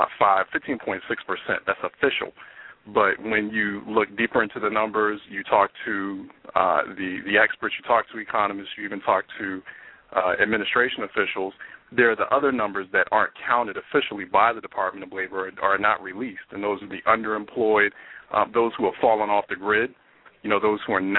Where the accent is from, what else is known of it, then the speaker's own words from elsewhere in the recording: Philadelphia, Pennsylvania, United States; my hometown, Philadelphia